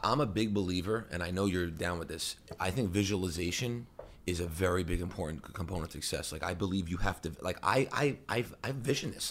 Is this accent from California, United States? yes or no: no; New Hyde Park, New York, United States; I grew up in New Hyde Park, in, on Long Island